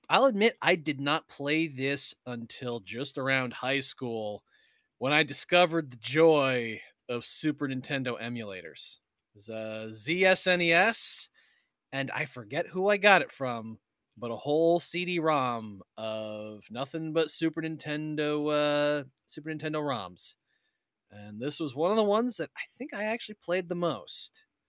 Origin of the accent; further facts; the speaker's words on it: United States; I'm still an American